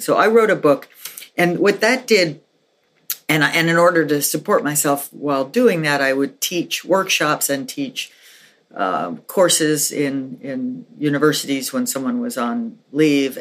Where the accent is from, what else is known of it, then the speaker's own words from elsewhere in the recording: New York City, New York, United States; moved away as an adult; also born or lived in Philadelphia / Santa Fe, New Mexico; I grew up in New York City, so we didn't in my family we didn't have a car